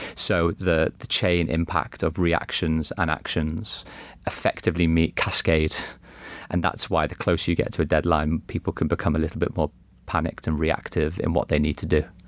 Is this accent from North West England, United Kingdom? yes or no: yes; Liverpool, North West England, United Kingdom; growing up in Liverpool as a kid